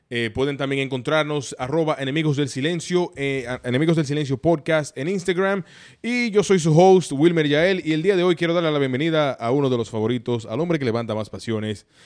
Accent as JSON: {"language": "Spanish", "country": "Dominican Republic", "said": "pero somos dominicanos."}